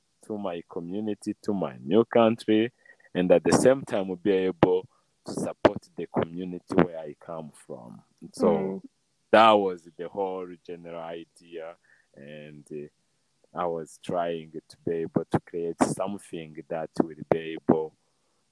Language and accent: English; Rwanda; moved away as an adult; also born or lived in United States; I grew up here in Rwanda.